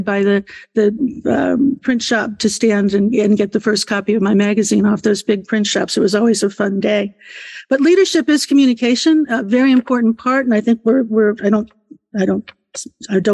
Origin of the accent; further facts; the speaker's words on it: Cleveland, Ohio, United States; now in Virginia, United States; I'm a native of Cleveland, Ohio. I say that proudly because Cleveland, Ohio gets such a bad rap, but I grew up in Cleveland and love it very much